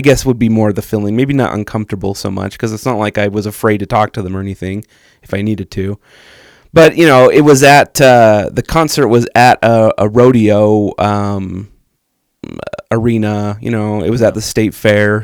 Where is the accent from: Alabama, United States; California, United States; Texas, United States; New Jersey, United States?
Texas, United States; I grew up in Texas